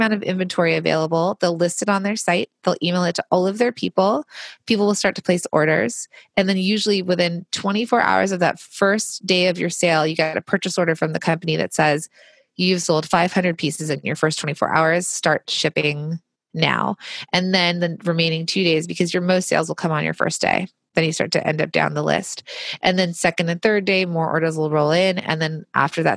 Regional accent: Los Angeles, California, United States; I grew up in Los Angeles where there was a ton of manufacturing.

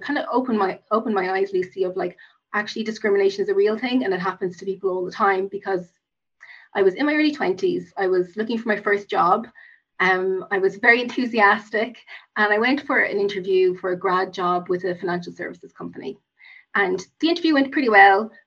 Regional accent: Cork, Munster, Ireland; also born or lived in United States; I grew up in Cork, which I have to mention as a Cork woman

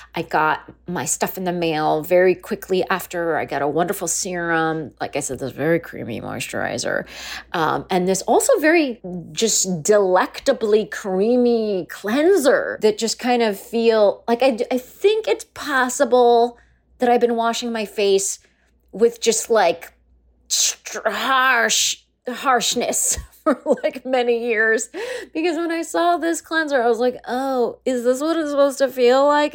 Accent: Palm Springs, California, United States; my hometown of Palm Springs, California

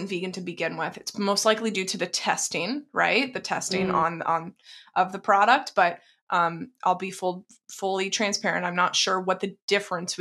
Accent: Texas, United States; I grew up in Texas

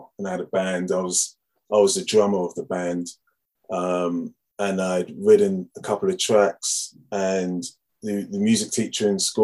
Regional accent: Harrow, London, United Kingdom; Grew up in Harrow. I grew up in a town called Harrow

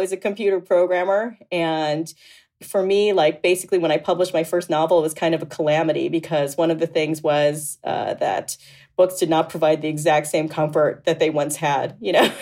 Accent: Boca Raton, Florida, United States; I was raised in Boca Raton, Florida

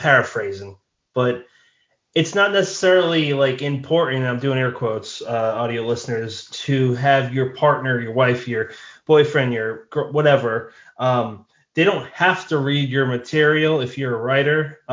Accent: Ireland; Well, I'm Irish, so yeah.

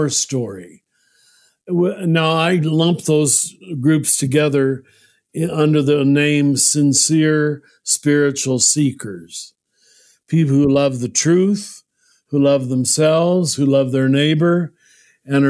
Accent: United States; I'm glad I'm American, but I taught in too many countries to think America is the center of the world, as most of us are taught when we grow up in this country

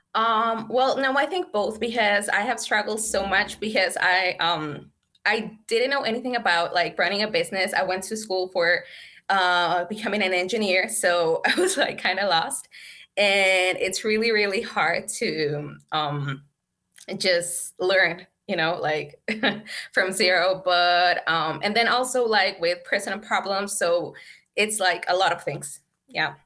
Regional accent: San Luis Potosí, Mexico; English is a second language; also born or lived in United States; I'm from Mexico, San Luis Potosí, Mexico. And, um, well, I was born here, and then I moved to the States when I was six with my mom, and I lived in the States. Um, for three years, and then I came back to Mexico

